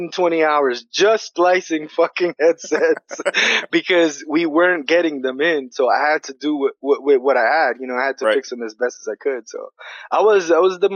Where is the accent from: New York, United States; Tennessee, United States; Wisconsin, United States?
New York, United States; New York City; I'm from New York City